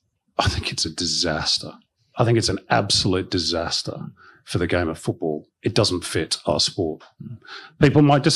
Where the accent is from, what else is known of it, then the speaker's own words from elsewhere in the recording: Ireland; Oh, that, spoken as an Irish woman.